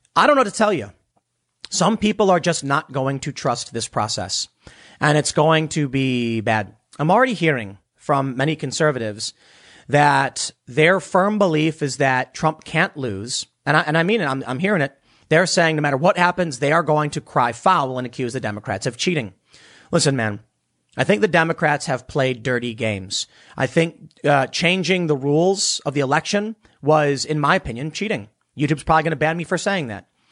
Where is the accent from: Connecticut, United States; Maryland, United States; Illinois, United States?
Illinois, United States; Chicago; we were just American kids in the South Side of Chicago